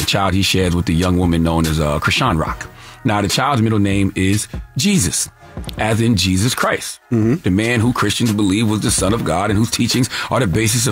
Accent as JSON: {"language": "English", "region": "the South", "country": "United States", "tie": "born or raised there", "said": "as a black man growing up down south"}